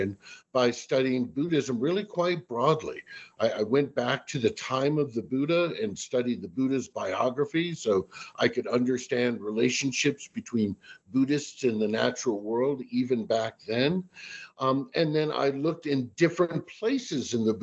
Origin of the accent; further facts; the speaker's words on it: Washington, District of Columbia, United States; I'm originally from the Washington, D.C. area.